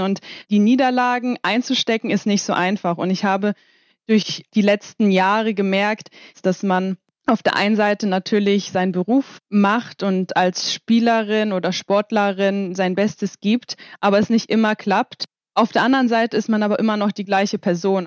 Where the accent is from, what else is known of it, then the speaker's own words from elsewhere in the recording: Kiel, Schleswig-Holstein, Germany; now in Poland; bin letzte Woche nach Kiel gefahren, um mal ein bisschen rauszukommen, wieder in meine Heimat